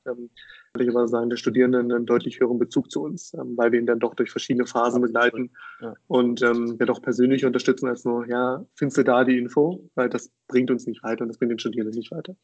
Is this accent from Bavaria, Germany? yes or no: no; near Magdeburg, Saxony-Anhalt, Germany; moved away as an adult; also born or lived in Berlin; Ich komme aus der Nähe von Magdeburg